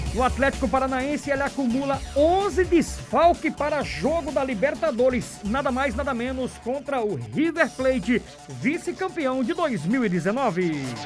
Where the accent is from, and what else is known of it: Paraíba, Brazil